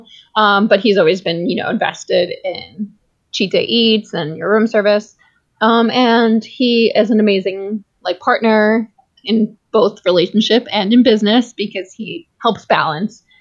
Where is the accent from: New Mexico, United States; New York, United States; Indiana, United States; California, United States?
New York, United States; I'm from New York, and I did not grow up in New York City, but I lived in New York City for 7 years, and we're right outside the city now